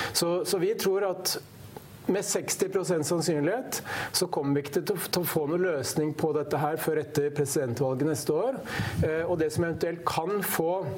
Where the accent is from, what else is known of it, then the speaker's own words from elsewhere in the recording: Hamar, Innlandet, Norway; som vi sier på Hamar, der jeg kommer fra